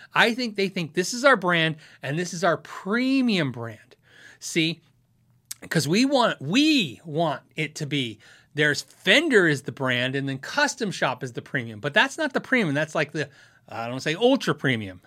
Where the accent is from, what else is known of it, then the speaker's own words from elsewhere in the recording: Tucson, Arizona, United States; I grew up in Tucson, Arizona